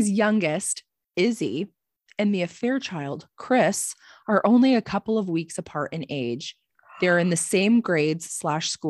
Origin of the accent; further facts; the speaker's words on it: Alberta, Canada; So a bit of a backstory. I'm a Canadian ooh, ooh, from Alberta.